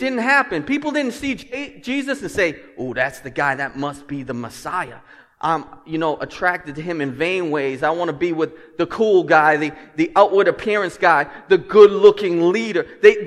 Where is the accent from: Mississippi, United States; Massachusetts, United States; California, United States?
Massachusetts, United States; Lynn; I'm from Lynn